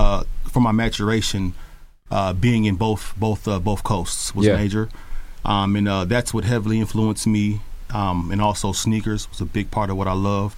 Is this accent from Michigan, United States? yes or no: no; Richmond, California, United States; also born or lived in New York; I am from the Bay Area. I grew up in a small suburb called Hilltop, right outside of Richmond. And my father's from New York, from Brooklyn. My mom is from Oakland.